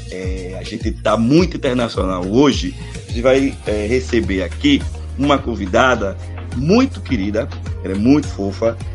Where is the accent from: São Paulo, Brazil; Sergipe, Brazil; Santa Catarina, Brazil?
Sergipe, Brazil; Aracaju; de {S0} Aracaju, eu sou de Sergipe, é, Nordeste do Brasil.